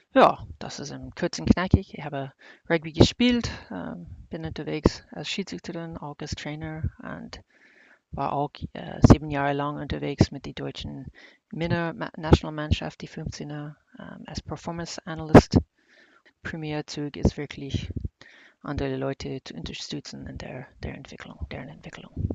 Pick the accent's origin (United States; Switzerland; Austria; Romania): United States; Kansas; now in Heidelberg, Germany; ich komme jetzt aus Kansas und wohne in Heidelberg